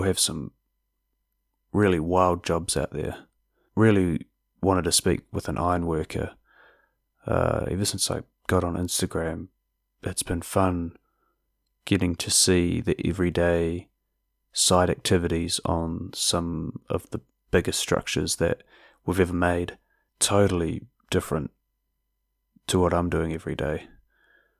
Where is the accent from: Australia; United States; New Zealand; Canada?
New Zealand; South Island; I am from the South Island after all